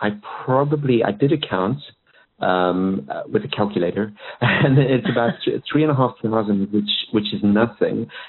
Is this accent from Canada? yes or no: no; South Africa; moved away; I was born in South Africa. So for a wee African boy to see the white stuff for the first time was quite a treat